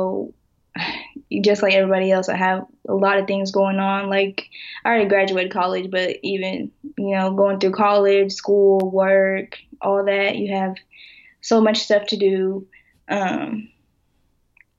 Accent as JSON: {"language": "English", "town": "Lawton", "region": "Oklahoma", "country": "United States", "said": "I'm originally from Lawton, Oklahoma"}